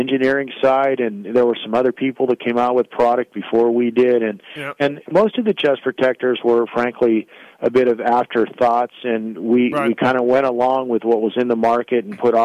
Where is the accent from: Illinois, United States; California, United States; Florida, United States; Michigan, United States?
California, United States; Valencia; I grew up in Valencia